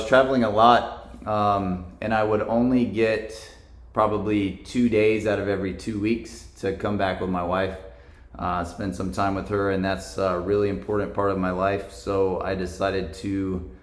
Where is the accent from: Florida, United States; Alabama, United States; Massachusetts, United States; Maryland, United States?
Florida, United States; Jacksonville; I'm from Jacksonville, so Amazon opening a facility here was a good opportunity for me.